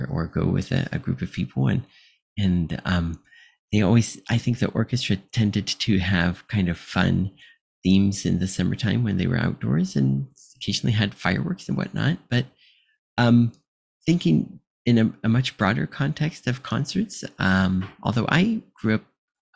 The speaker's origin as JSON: {"language": "English", "region": "Ohio", "country": "United States", "tie": "born or raised there", "said": "where I grew up in Ohio, it's not too far to get to Peninsula, where the Blossom Music Center is"}